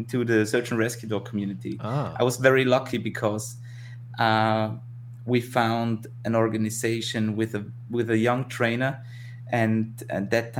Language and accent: English; Tyrol, Austria; I grew up in Tirol, in the Alps, in the mountains.